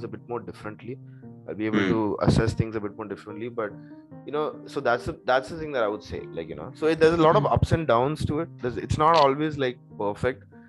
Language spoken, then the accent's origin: English; Kochi, Kerala, India; first language Malayalam; English is a second language; moved away as an adult; also born or lived in Goa; now in Edinburgh, United Kingdom; I, being a Mallu, growing up in Cochin